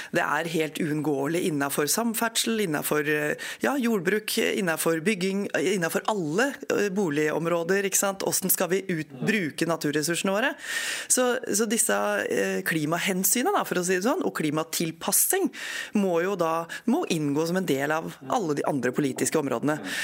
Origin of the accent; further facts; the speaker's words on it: Eidsvoll, Akershus, Norway; moved away; also born or lived in Hamar / Skien; Feiring i nord i Eidsvoll, helt nord i Akershus